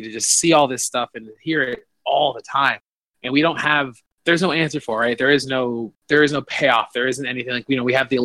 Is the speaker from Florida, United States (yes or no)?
yes; suburban Florida, United States; growing up in the Southeast, especially in, like, suburban Florida